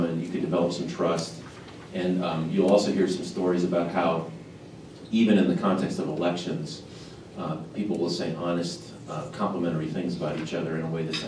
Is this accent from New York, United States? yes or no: no; San Diego, California, United States; I'm from San Diego.